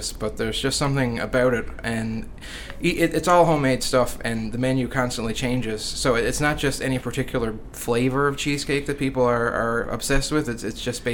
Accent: Marystown, Newfoundland and Labrador, Canada; I'm from Marystown

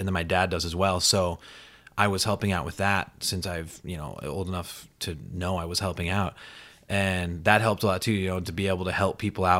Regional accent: Belle Fourche, South Dakota, United States; moved away as an adult; now in New York, United States; I grew up in Belfouche, South Dakota.

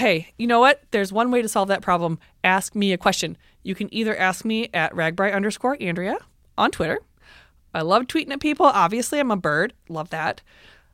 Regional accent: Coralville, Iowa, United States; Coralville because it's my hometown

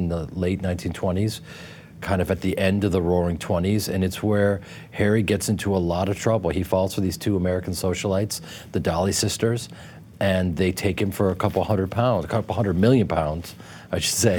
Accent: United Kingdom; you know, being a Brit and growing up there and observing pop culture.

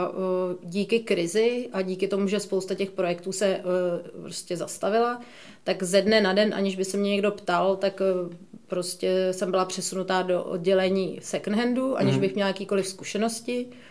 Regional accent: Prague, Czechia; jsem z Prahy, takže tady znám spoustu lidí

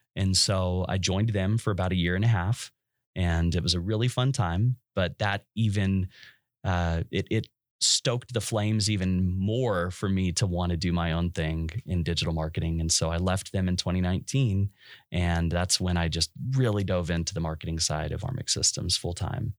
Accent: West Texas, United States; I'm from West Texas

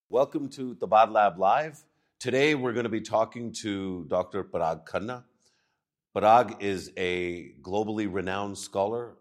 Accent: Pakistan; as a Pakistani

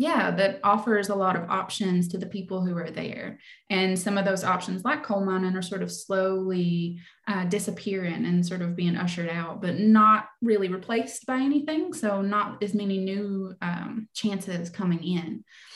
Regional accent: Kentucky, United States; So I grew up in Leslie County, Kentucky, and it was definitely a lot on my mind as I was envisioning Black Damp. So it's a small coal mining town.

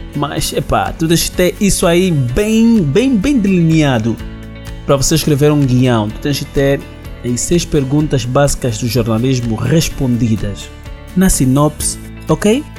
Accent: Angola

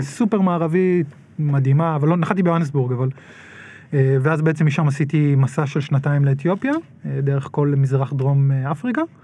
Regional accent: Nahariya, Northern District, Israel; גדלתי בנהריה

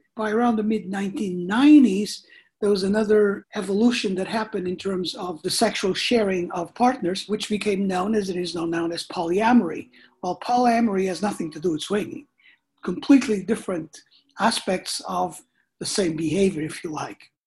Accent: Canada; I'm Canadian

